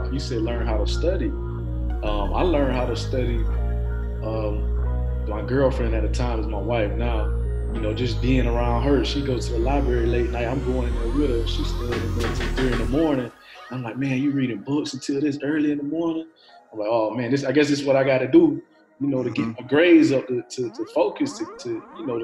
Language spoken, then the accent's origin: English; Tallahassee, Florida, United States; I'm from Tallahassee, Florida